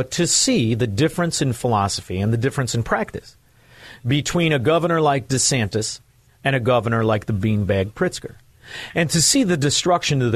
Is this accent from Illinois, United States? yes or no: yes; Chicago, Illinois, United States; growing up in Chicago